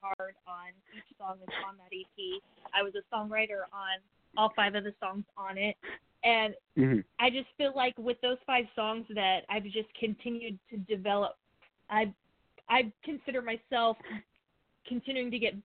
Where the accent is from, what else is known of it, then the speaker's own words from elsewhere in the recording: El Dorado Springs, Missouri, United States; also born or lived in Nashville; I am from Missouri, Southwest Missouri area. I grew up in a small town, Colorado Springs